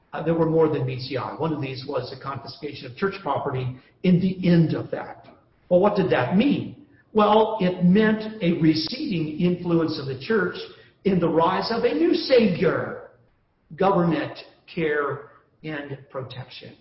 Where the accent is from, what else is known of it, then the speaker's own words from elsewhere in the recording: United States; we do our duty as American citizens